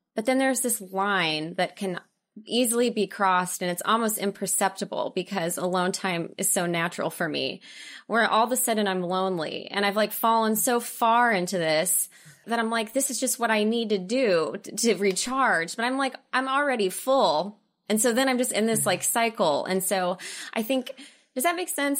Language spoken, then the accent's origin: English; Oklahoma, United States; moved away as an adult; also born or lived in Dallas / Los Angeles; I'm from Oklahoma and I went to theater school in Dallas